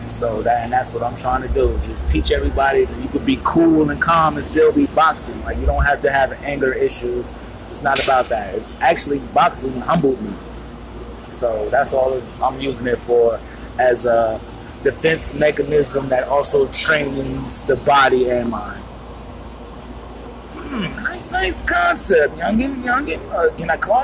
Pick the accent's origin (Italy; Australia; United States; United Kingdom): United States; Newark, New Jersey; now in Huntington, United States; I'm originally from New Jersey. Shout out Newark